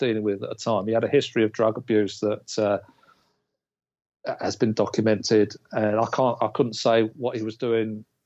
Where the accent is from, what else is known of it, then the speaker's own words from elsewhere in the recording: England, United Kingdom; an English kid